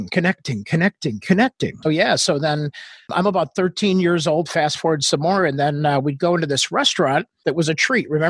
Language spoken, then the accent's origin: English; Australia; accent: Australian; also born or lived in Northwest Indiana, United States; now in United States; Yeah, so I was born in Northwest Indiana in a farmhouse. And then all of a sudden, my dad uh, met my mom in England in the military. And then they decided when I was in first grade that, hey, let's move to Australia, which is where I got my accent.